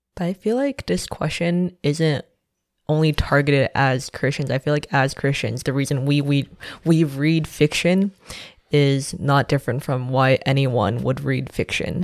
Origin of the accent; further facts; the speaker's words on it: Shanghai, China; now in New York City, United States; I am also from Shanghai, China, and I'm currently in New York City